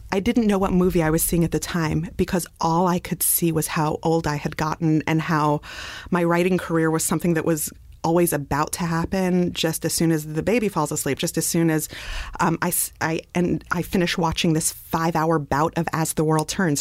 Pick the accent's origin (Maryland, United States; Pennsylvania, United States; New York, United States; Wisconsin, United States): New York, United States; New York City; I grew up in Brooklyn